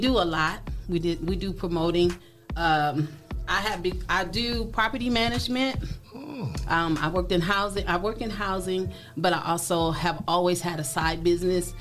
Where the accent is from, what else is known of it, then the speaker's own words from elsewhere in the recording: Benton Harbor, Michigan, United States; moved away as an adult; now in Toledo, United States; I'm from Benton Harbor, Michigan